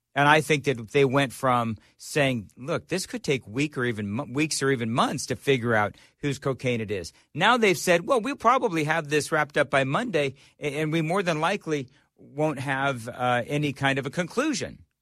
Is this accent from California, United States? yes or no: yes; Glendora, California, United States; also born or lived in Los Angeles; now in Nashville, United States; I grew up in Glendora, California.